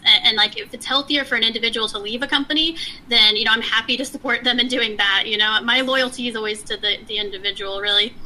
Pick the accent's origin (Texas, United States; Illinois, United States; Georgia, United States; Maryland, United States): Texas, United States; moved away as an adult; also born or lived in Palo Alto, California / Bay Area, California; now in San Diego, United States; we moved to Texas. So I grew up most of my life, most of my early life in Texas